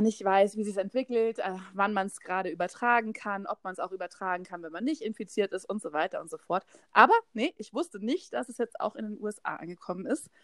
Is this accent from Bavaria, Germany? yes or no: yes; Haidhausen, Bavaria, Germany; vor 30 Jahren bin ich in Heidhausen geboren